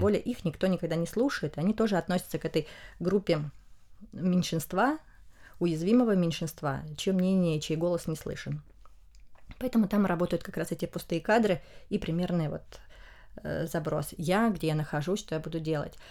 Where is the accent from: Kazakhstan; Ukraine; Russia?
Russia; в России мы изучаем испанский из Испании